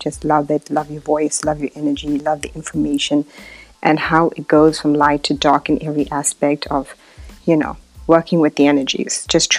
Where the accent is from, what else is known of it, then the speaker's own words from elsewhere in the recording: South Africa; I'm from South Africa